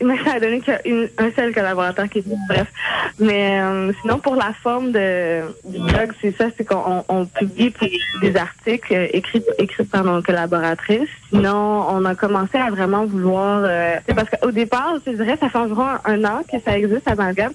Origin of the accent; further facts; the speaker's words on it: Montreal, Quebec, Canada; also born or lived in Terrebonne; j'ai grandi initialement à Montréal, environ la première moitié de ma vie.